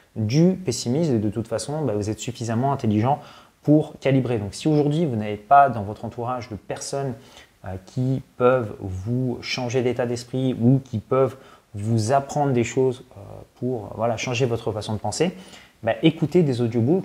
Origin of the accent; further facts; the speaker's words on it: France; also born or lived in Paris; quand on est français